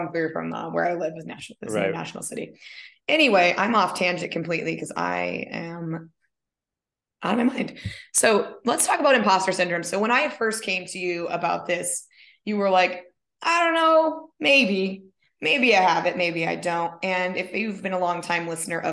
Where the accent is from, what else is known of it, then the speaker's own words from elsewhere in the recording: Minnesota, United States; also born or lived in San Diego, California; now in California, United States; I was born in Minnesota